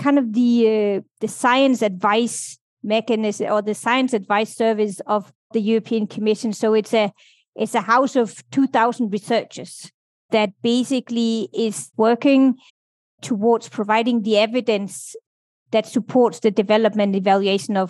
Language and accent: English; Denmark; moved away as an adult; also born or lived in United Kingdom / Brussels, Belgium; I grew up in Denmark